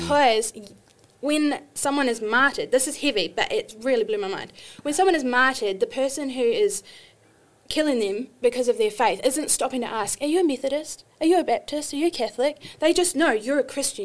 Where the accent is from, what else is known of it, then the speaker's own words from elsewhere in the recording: New Zealand; moved away as an adult; also born or lived in Australia; now in United States; when I was 25, I moved from New Zealand to Australia